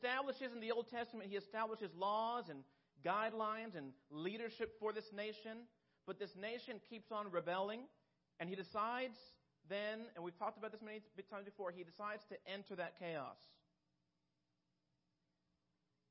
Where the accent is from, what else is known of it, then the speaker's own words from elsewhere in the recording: Mexico; moved away; I grew up in Mexico